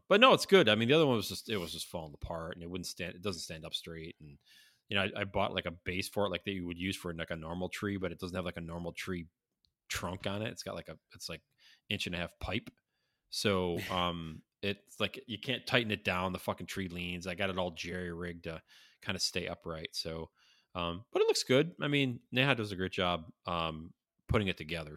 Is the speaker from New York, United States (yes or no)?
yes; Syracuse, New York, United States; growing up in Syracuse